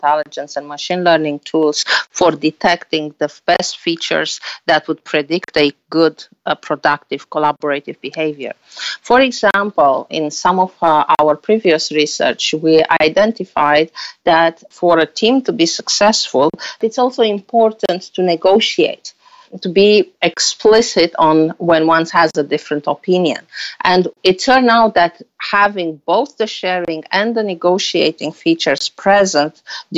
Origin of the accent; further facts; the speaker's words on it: Romania; moved away as an adult; also born or lived in Germany; now in United States; I am originally from Romania with a master in mathematics